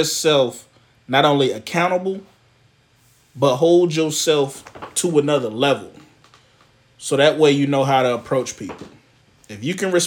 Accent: the South, United States; I'm from the South. We say honey, we say darling. That's how we talk

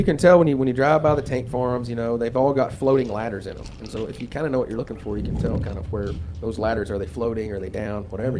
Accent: Roosevelt, Oklahoma, United States; born or raised there; also born or lived in Hobart, Oklahoma; now in Ripley, United States

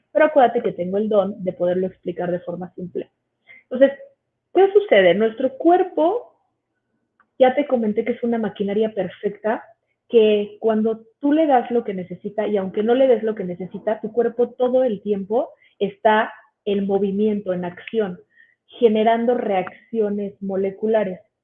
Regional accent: Mexico City, Mexico; soy de aquí de la Ciudad de México

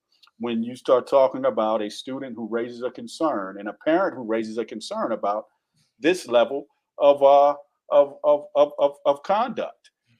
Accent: the South, United States; accent: Southern; And excuse me for my Southernisms coming out. I'm from the South. I say fit.

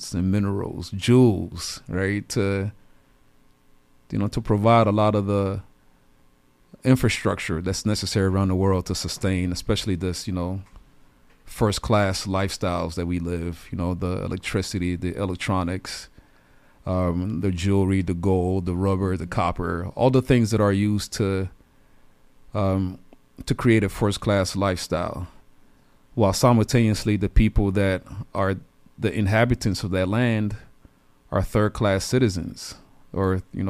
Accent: DR Congo; I'm originally from the Democratic Republic of Congo. Saw a lot of things growing up

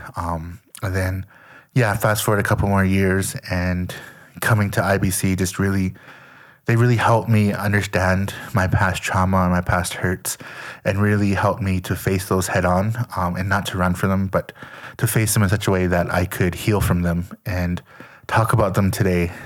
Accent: Lethbridge, Alberta, Canada; moved away as an adult; I grew up in Canada, um, Leth, Lethbridge, Alberta, to be exact

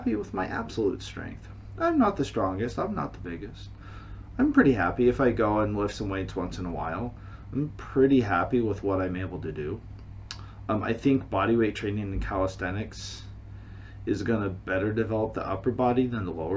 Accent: United States; now in China; I am American. I am living in China

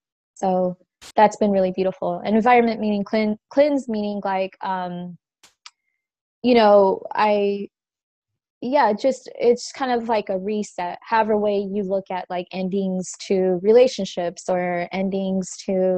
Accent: Orange County, California, United States; also born or lived in refugee camp in Somalia / San Diego; I grew up in Orange County

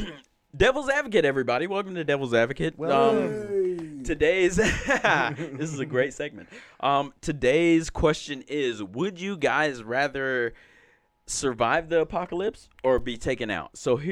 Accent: the South, United States; Now, that's the caveat, the fact that I'm from the South. Mm-hmm. And I used to go mud riding, and I took care of horses and shit.

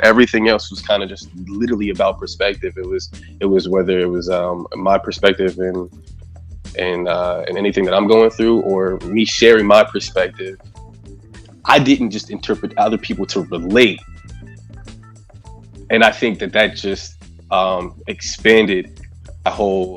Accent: Sayreville, New Jersey, United States; also born or lived in Union County, New Jersey; now in Roselle, United States; I'm from Sayreville, but I've lived all throughout Union County. I'm in Roselle now, but I've lived all throughout Union County.

